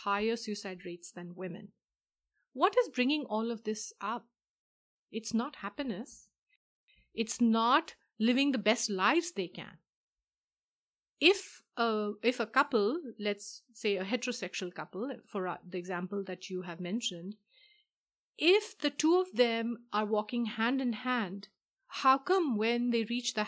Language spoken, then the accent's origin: English; India; moved away; I am from India myself